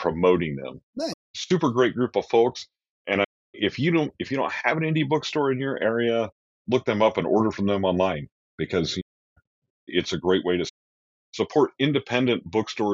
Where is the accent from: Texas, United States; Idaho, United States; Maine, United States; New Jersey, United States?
Idaho, United States; Idaho Falls; now in Boise, United States; Idaho Falls, which is my hometown where I grew up